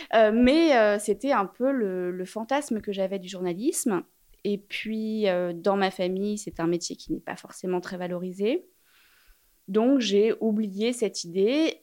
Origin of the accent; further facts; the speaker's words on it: Paris, Île-de-France, France; J'ai grandi à Paris